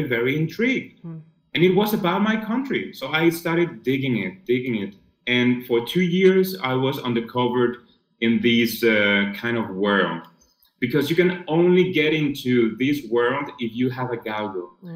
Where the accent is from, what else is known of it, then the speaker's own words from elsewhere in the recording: Spain; I'm from Spain.